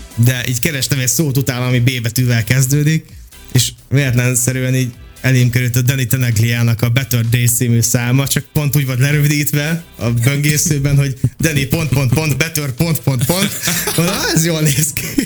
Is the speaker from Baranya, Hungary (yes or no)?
no; Békéscsaba, Békés, Hungary; moved away as an adult; now in Budapest, Hungary; én Dék és Csabán nőttem fel